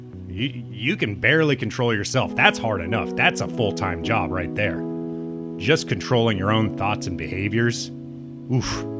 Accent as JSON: {"language": "English", "region": "Midwest", "country": "United States", "tie": "born or raised there", "said": "It is really hard to be a big, weird guy growing up in the Midwest"}